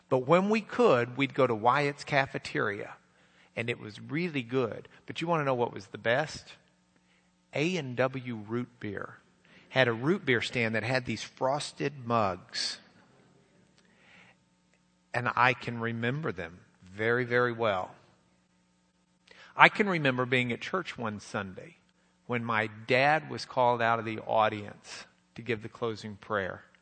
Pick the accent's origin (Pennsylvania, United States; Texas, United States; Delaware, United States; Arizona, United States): Texas, United States; Fort Worth; also born or lived in Dallas; I was born in Dallas, Texas uh, 1960. The skyline did not look like that, but I looked something like that. Uh, we lived in Dallas for a matter of, uh, what, mom, a week or two, three weeks. And then we moved from Dallas out west to Fort Worth.